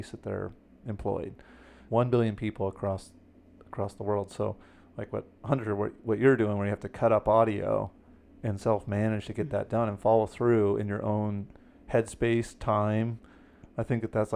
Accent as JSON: {"language": "English", "region": "Alaska", "country": "United States", "tie": "born or raised there", "said": "I grew up in Alaska"}